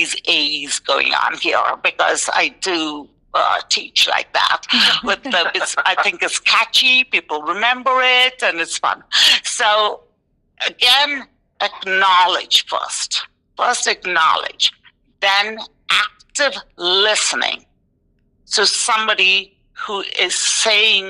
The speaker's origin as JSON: {"language": "English", "country": "India", "tie": "born or raised there", "also_born_or_lived": "New York, United States", "moved": "as an adult", "lives_now": "Tucson, United States", "said": "I'm Indian and I grew up in India and had both parents who are Indian, from India"}